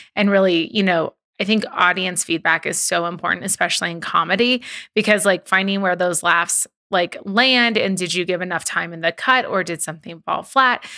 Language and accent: English; Southern California, United States; I'm from Southern California